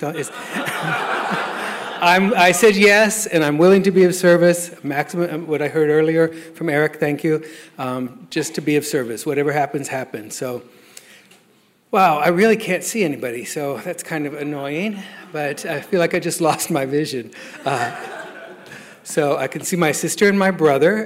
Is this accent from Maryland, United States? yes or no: no; Lawton, Oklahoma, United States; also born or lived in Denver, Colorado; I was born in Denver, but I was raised in um, Lawton, Fort Sill, Oklahoma